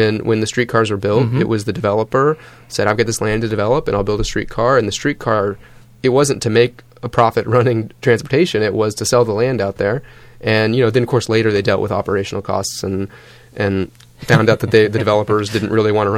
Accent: Oklahoma City, Oklahoma, United States; now in Boston, United States; we're both from Oklahoma City. In fact, we lived probably 7 miles apart, growing up

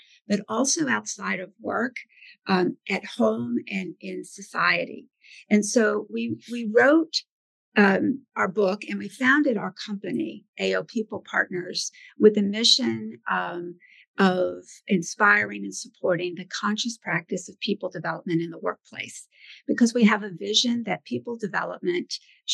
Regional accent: Birmingham, Alabama, United States; moved away; also born or lived in Boston; I actually grew up in Birmingham, Alabama. I'm from the South

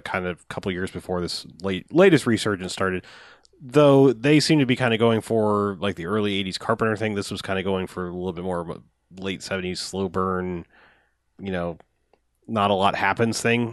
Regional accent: Jacksonville, Florida, United States; we're from Jacksonville

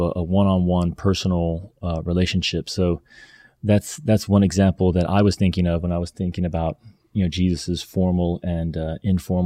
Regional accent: the Bible Belt, United States; growing up in the Bible Belt

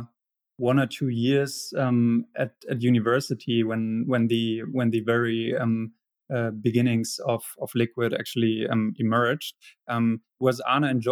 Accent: Hamburg, Germany; I was born in Hamburg, spent half of my childhood and youth in Hamburg, and the other half in a smaller city very nearby.

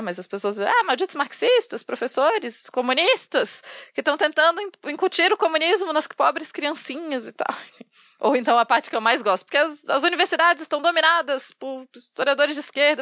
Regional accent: Brazil

